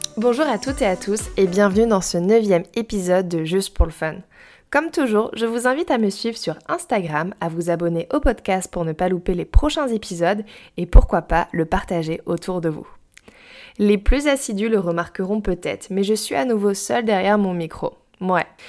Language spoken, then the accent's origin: French; Brittany, France; j'ai grandi en Bretagne, au bord de l'eau sur la côte ouest.